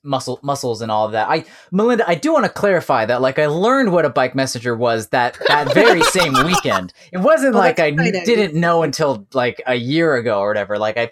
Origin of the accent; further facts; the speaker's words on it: Colorado, United States; I grew up landlocked in Colorado.